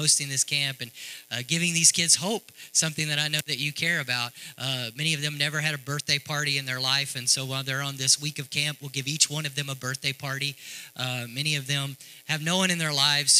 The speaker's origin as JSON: {"language": "English", "town": "Texarkana", "country": "United States", "tie": "born or raised there", "moved": "as an adult", "lives_now": "Africa", "said": "I grew up in Texarkana. I'm from Texarkana."}